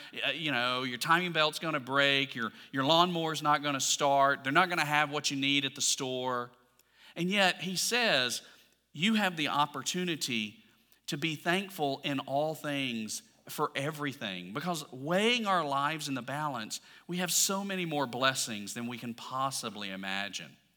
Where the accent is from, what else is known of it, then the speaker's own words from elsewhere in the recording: Alabama, United States; I'm from Alabama